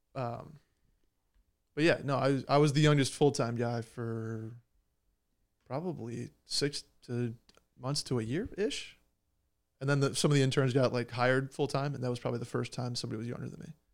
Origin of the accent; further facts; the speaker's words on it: Upstate New York, United States; I am from New York